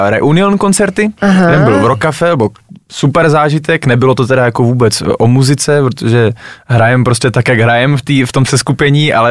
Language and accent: Czech; Moravia, Czechia; já jsem Moravák.